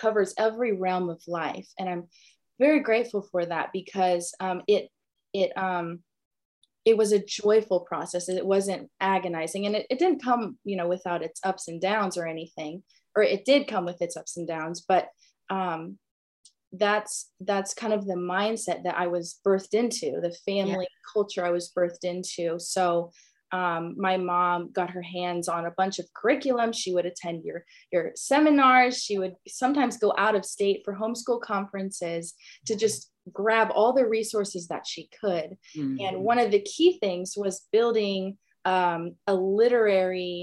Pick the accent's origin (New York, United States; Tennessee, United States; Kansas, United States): Tennessee, United States; Franklin; I was raised in Franklin, born and raised in the South in the Bible Belt